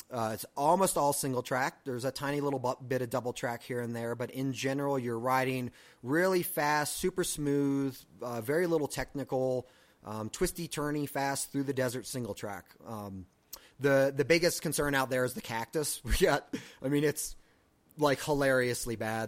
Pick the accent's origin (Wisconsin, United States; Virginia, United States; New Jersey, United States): Virginia, United States; moved away; I'm originally from Virginia